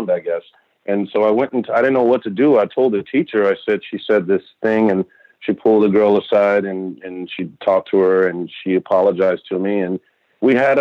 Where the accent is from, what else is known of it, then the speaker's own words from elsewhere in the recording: Texas, United States; I grew up in Texas